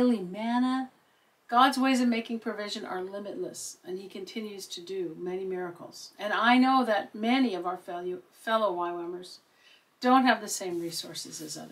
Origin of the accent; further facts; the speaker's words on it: Seattle, Washington, United States; now in Netherlands; Originally, I'm from Seattle, Washington, in the United States.